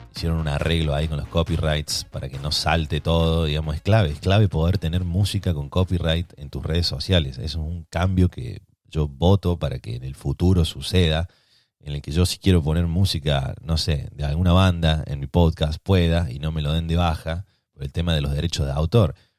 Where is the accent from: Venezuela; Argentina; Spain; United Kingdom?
Argentina